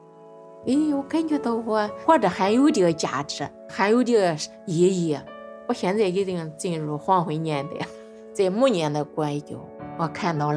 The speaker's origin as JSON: {"language": "Chinese", "region": "Hubei", "country": "China", "tie": "born or raised there", "said": "没出过远门，比如说去过俺们老家湖北，就是十八岁去了"}